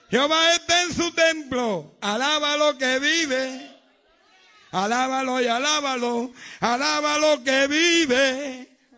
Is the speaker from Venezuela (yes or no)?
no; Puerto Rico; moved away; Mire, cuando salí de Puerto Rico, yo venía llorando en el avión. Ay, la, la prieta, la nena mía, la novia.